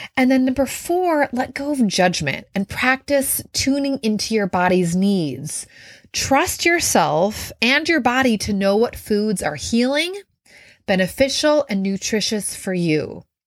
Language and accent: English; Minnesota, United States; I grew up in Minnesota